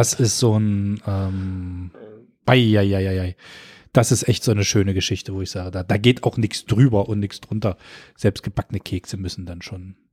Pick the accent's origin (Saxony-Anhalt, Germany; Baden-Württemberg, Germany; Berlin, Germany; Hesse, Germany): Saxony-Anhalt, Germany; Köthen; wir kommen ja aus Köthen